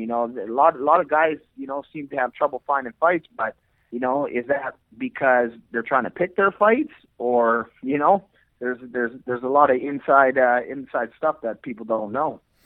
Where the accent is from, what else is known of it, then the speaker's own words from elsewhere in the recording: Edmonton, Alberta, Canada; I'm born and raised in Edmonton, Alberta, Canada